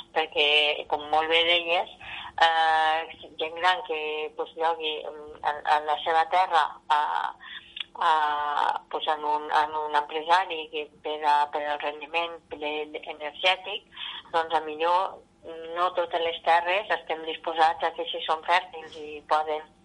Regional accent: Vinebre, Catalonia, Spain; soc alcaldessa i soc de Vinebre

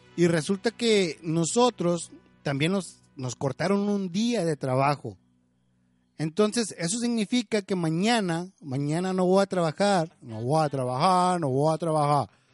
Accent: Durango, Mexico; now in Chicago, United States; en mi ciudad, en, en el lugar donde yo nací, en Durango, se hacía el grito de independencia ahí en la Plaza Cuarto Centenario

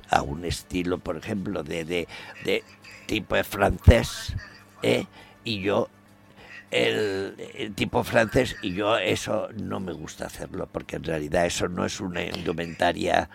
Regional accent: Valencia, Valencian Community, Spain; Valencia, porque es, es mi tierra

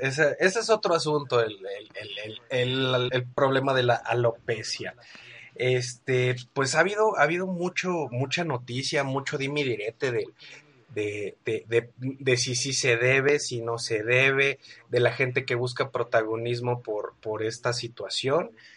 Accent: Guadalajara, Jalisco, Mexico; aquí en mi tierra, en Guadalajara

